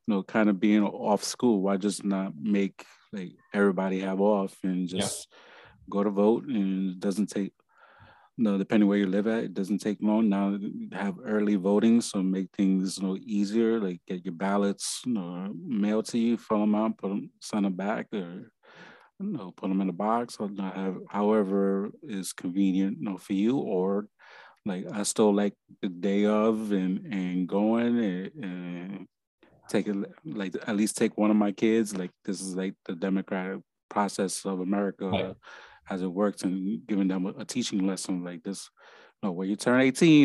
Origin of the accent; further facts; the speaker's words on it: New York, United States; moved away; I'm from New York